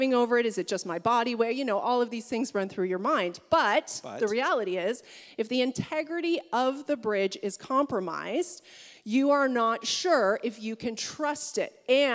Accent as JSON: {"language": "English", "area": "Niagara region", "region": "Ontario", "country": "Canada", "tie": "born or raised there", "said": "growing up in the Niagara region"}